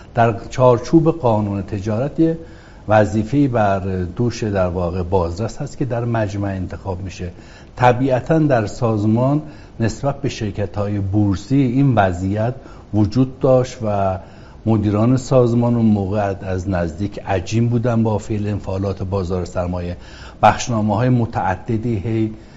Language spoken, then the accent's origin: Persian; Marand, East Azerbaijan, Iran; moved away; also born or lived in Ahvaz / Tehran; اهل شهرستان مرند از توابع استان آذربایجان شرقی